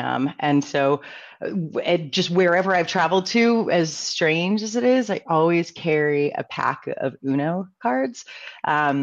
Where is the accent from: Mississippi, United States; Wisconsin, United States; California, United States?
California, United States; San Diego; born and raised in San Diego